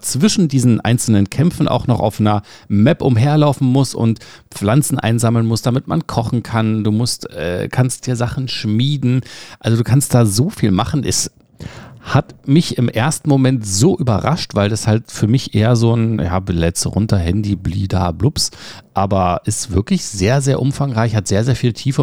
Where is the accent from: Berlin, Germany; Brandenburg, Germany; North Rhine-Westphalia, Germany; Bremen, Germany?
Berlin, Germany; Wir kommen beide aus Berlin